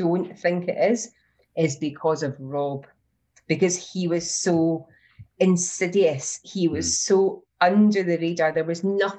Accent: Scotland, United Kingdom; I'm Scottish

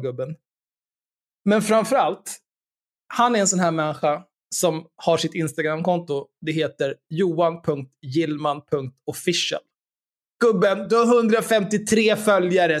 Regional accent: Stockholm, Stockholm County, Sweden; Jag är uppvuxen på Söder, där Eriksdalsbadet ligger

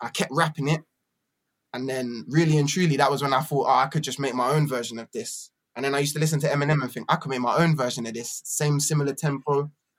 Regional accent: Camden, London, United Kingdom; born there; also born or lived in Battersea / Brighton; I was born in Camden, and then my family kind of went like this, and some of us went to Battersea.

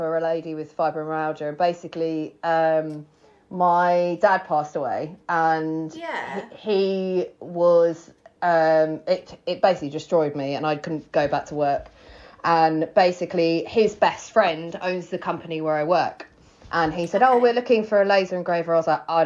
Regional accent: Worthing, South East England, United Kingdom; also born or lived in London / Wales / Greece; I grew up in Worthing

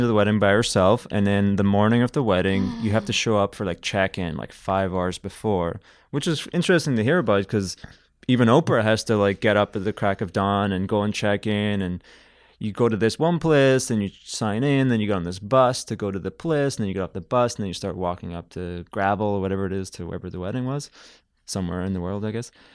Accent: Belfast, Northern Ireland, United Kingdom; moved away as an adult; now in Canada; I come from Belfast, which is a Victorian town

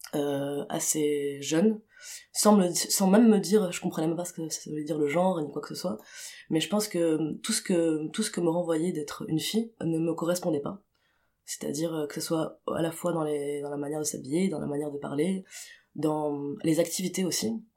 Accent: Tunis, Tunis Governorate, Tunisia; j'ai grandi à j'ai grandi à Tunis

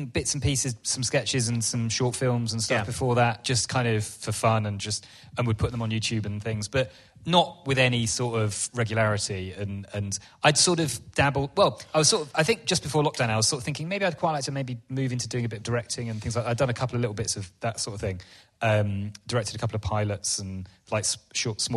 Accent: Yorkshire and the Humber, United Kingdom; moved away; I was born and brought up in West Yorkshire.

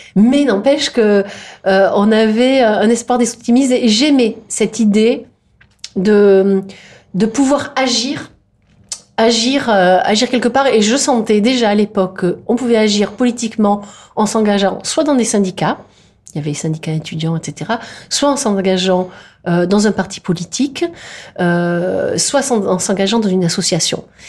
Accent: Provence-Alpes-Côte d'Azur, France; also born or lived in Indre-et-Loire; il n'y en a pas chez nous en Provence

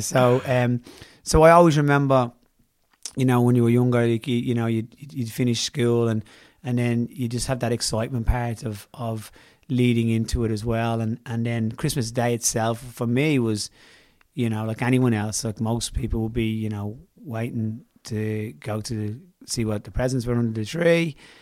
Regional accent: Ireland; being Irish

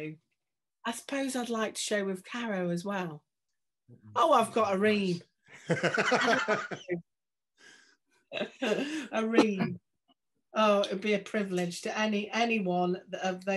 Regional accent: Stoke-on-Trent, West Midlands, United Kingdom; I'm from Stoke-on-Trent

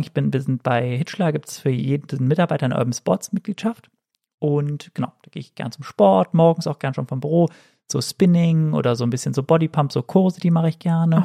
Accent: Cologne, North Rhine-Westphalia, Germany; als Kölsche Frohnatur

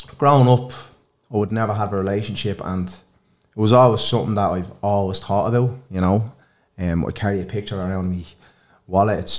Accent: Dublin, Leinster, Ireland; also born or lived in Ballymun; I'm from Blanchardstown.

